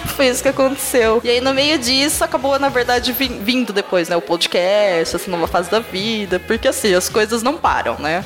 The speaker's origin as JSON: {"language": "Portuguese", "town": "São Carlos", "region": "São Paulo", "country": "Brazil", "tie": "born or raised there", "accent": "caipira (interior paulista)", "said": "eu sou do interior, eu moro em São Carlos"}